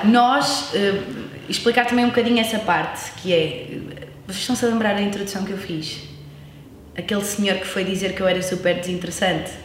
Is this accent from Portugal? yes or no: yes; Norte, Portugal; accent: northern Portuguese (sotaque do Norte); also born or lived in Coimbra; tenho 30 anos, sou de Vila Nova